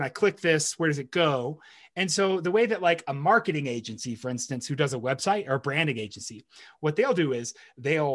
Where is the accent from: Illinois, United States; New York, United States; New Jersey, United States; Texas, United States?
Texas, United States; moved away as an adult; being a Texan abroad